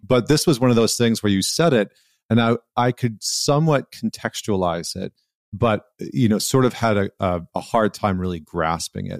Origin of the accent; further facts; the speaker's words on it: Alberta, Canada; also born or lived in Vancouver / upstate New York; now in New York, United States; I grew up in Alberta where, you know, six months out of the year, it's like minus thirty